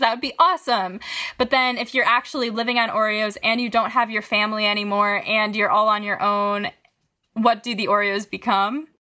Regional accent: Syracuse, New York, United States; moved away as an adult; now in Brooklyn, United States; I'm currently zooming from Syracuse, New York, but I live, big air quotes, in Brooklyn. Um, I just got out of the city as soon as possible to be with my family and my dog. So here I am in my childhood closet.

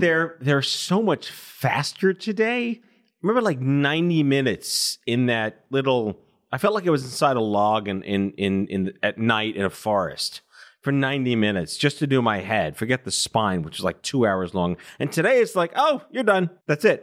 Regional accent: New York, United States; also born or lived in Binghamton, New York; I'm born and raised in New York, but I went to upstate uh, Binghamton

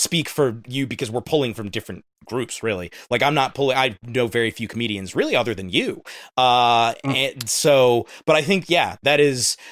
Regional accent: United States; speaking as an American

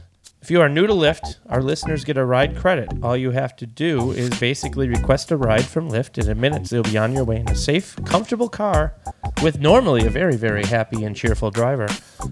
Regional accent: Buffalo, New York, United States; From Buffalo, New York.

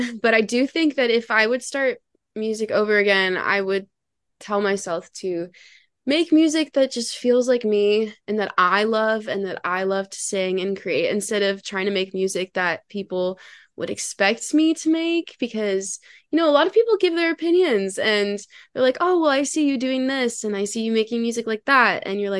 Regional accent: Canada; And she's Canadian. That's a plus, because I'm from Canada.

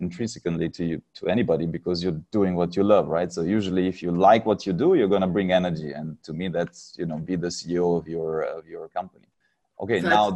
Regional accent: Romania; moved away as an adult; now in Singapore; I'm originally from Romania

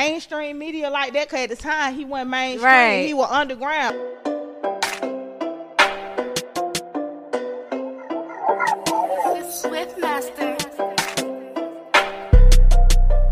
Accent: Atlanta, Georgia, United States; I was born and raised in Atlanta, Georgia

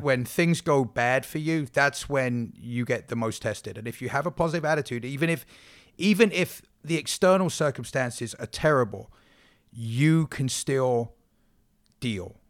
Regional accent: England, United Kingdom; moved away; I'm English

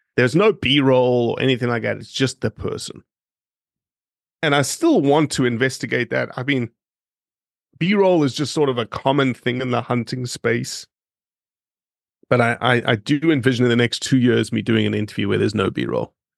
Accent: Johannesburg, Gauteng, South Africa; moved away as an adult; also born or lived in Oxford, Mississippi; now in Memphis, United States; I grew up in Johannesburg, eight and a half million people.

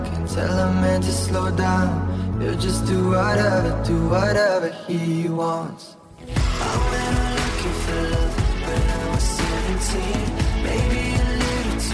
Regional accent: San Antonio, Texas, United States; my hometown of San Antonio, Texas.

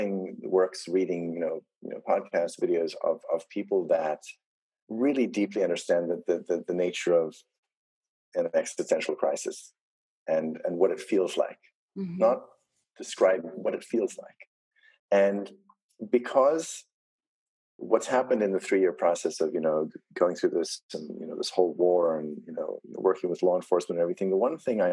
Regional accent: South Africa; I come from South Africa.

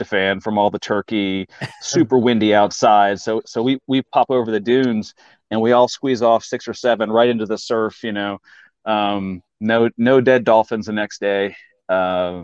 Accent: Fort Worth, Texas, United States; moved away as an adult; also born or lived in Charlottesville, Virginia; now in Virginia, United States; I was born in Charlottesville, but grew up in Fort Worth, Texas, fourth grade through high school.

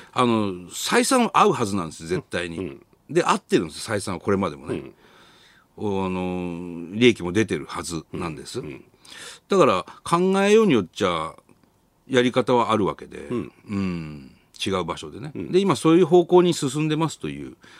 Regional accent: Sendai, Miyagi, Japan; moved away as an adult; now in Tokyo, Japan; 僕らが、まあ、仙台から上京して

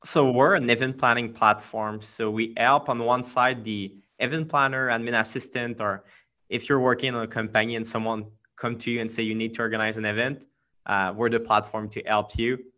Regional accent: Quebec, Canada; accent: French; English is a second language; i'm from quebec so i have a pretty pretty strong french accent

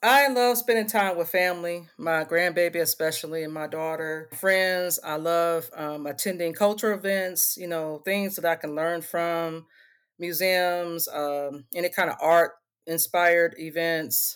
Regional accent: Indianapolis, Indiana, United States; moved away as an adult; also born or lived in Michigan; Indianapolis, Indiana is my hometown, born and raised.

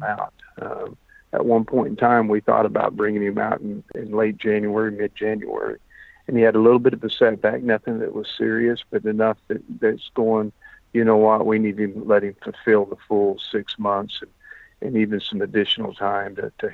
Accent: Del City, Oklahoma, United States; now in Stillwater, United States; I grew up in Del City, Oklahoma, you know, with, cement ponds

